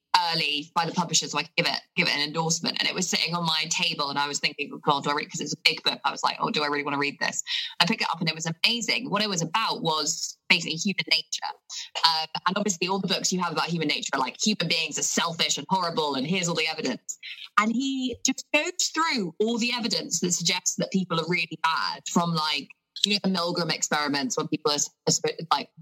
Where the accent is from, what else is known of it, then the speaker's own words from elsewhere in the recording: Basingstoke, South East England, United Kingdom; I grew up here in Hampshire, so just outside of Basingstoke